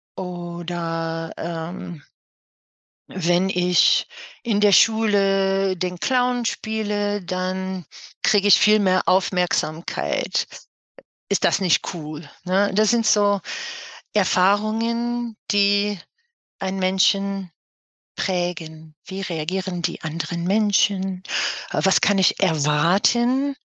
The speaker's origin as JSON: {"language": "German", "region": "New York", "country": "United States", "tie": "born or raised there", "second_language": "German", "moved": "as an adult", "lives_now": "Cologne, Germany", "said": "Also ich bin gebürtige New Yorkerin, mhm. äh, wohne seit einer Ewigkeit in Köln, das ist meine Wahlheimat"}